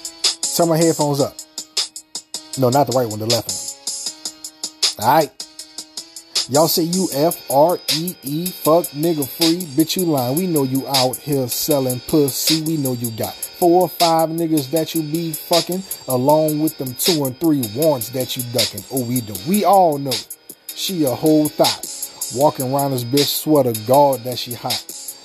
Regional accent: New Orleans, Louisiana, United States; the mouth of the South, where no one believes I'm from New Orleans because I talk different.

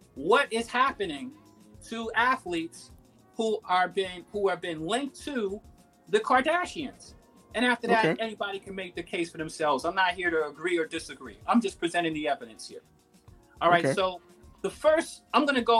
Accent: New York City, New York, United States; I'm from Queens.

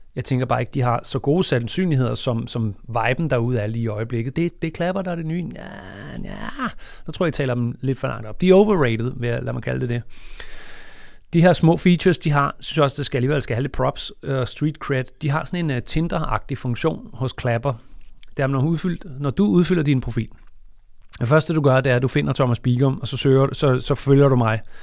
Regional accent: Denmark; vi er fra Danmark

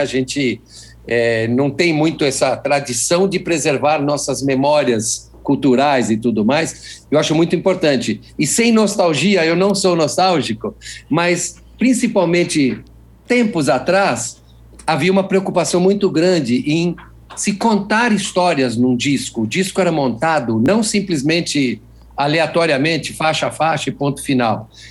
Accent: Brazil; eu sou brasileiro

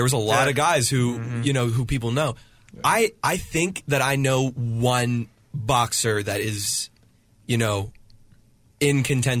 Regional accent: United States; I'm an American, so, you know, I'm in this culture that is already different than a lot of other cultures, but this is just where I happen to be born and where I began.

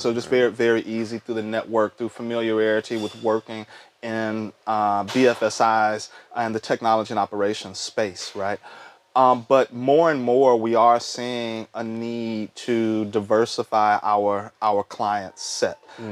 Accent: Texas, United States; moved away; also born or lived in Indiana / Tennessee / Charlotte, North Carolina; I'm originally from Texas

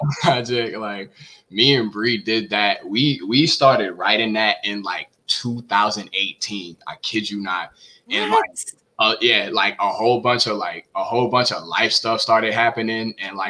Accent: the South, United States; especially growing up in the South, like, it's so heavy. It's so heavy down here.

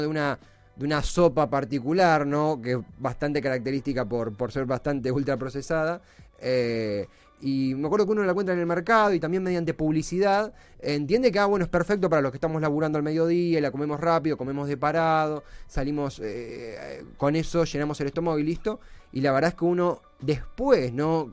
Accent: Avellaneda, Buenos Aires Province, Argentina; yo soy de Herley, de Avellaneda

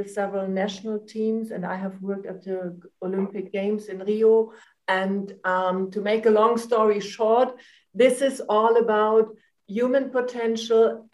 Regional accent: Germany; also born or lived in Frankfurt; I'm from Germany. I'm living in Frankfurt.

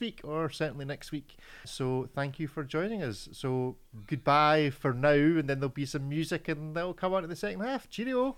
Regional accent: Scotland, United Kingdom; I'm Scottish

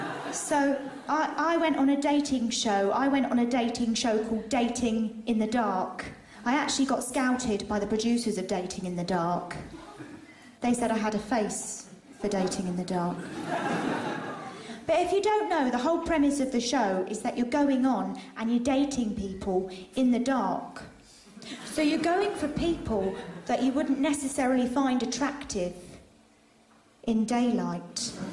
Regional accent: Saudi Arabia; now in United Kingdom; For instance, I grew up in Saudi Arabia. My dad had a job there working with oil. He was a chef.

